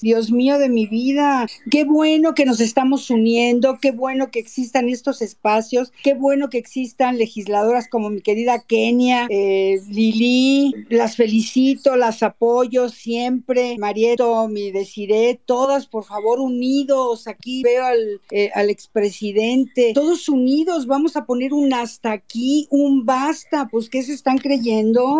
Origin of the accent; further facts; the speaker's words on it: Mexico; como mexicanos